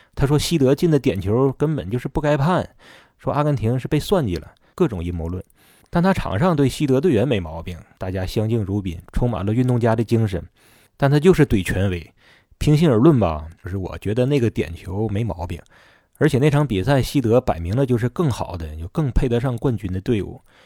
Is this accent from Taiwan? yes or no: no; Northeast China, China; 咱东北人